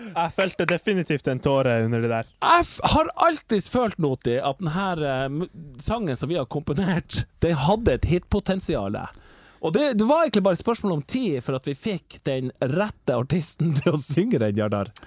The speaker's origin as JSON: {"language": "Norwegian", "region": "Northern Norway", "country": "Norway", "said": "En stor del av min identitet at jeg føler at jeg er veldig nordnorsk"}